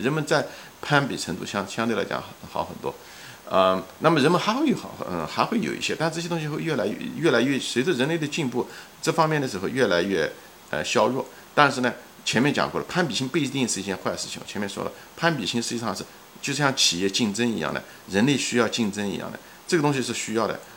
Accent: China; moved away; 我们中国人

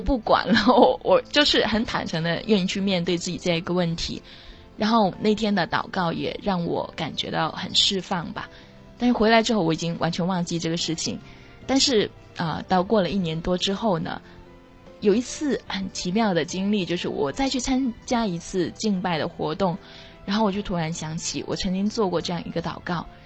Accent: China; 我们普通中国人穿的休闲的服装

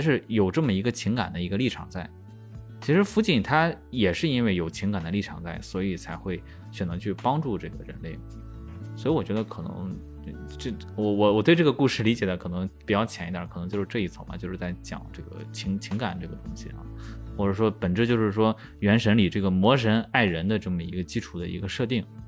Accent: China; 我们中国人就是爱语

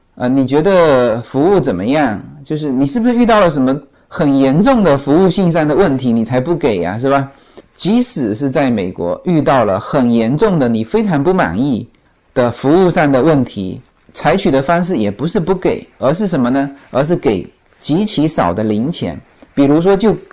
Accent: China; now in Los Angeles, United States; 那就更何况我们中国人啊

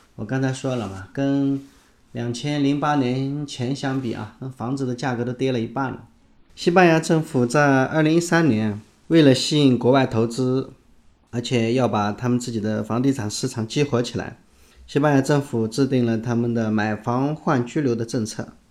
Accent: China; 我们中国人

